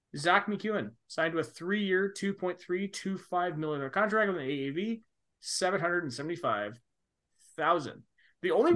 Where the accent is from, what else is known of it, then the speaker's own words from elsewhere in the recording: Canada; we're Canadian